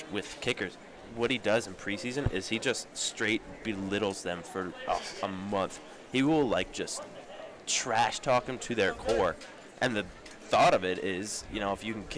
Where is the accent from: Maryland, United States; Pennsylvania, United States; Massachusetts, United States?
Maryland, United States; Severna Park; I'm from Severna Park